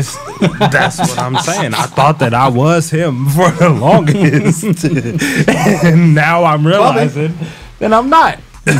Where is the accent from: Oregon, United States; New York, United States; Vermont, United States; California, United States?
California, United States; Carson; also born or lived in Compton; But in reality, I grew up in Carson.